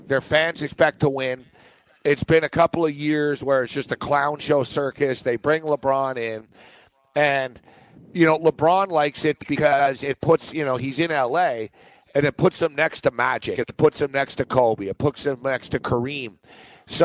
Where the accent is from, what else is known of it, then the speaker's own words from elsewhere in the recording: Montreal, Quebec, Canada; moved away; I'm from Montreal